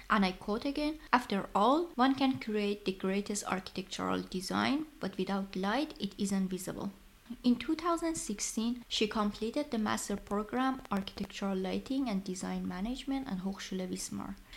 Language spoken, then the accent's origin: English; Iran; English is a second language; now in Germany; I'm also working in Germany and neither of English nor German are my native language and I'm in a completely different culture from my country of origin Iran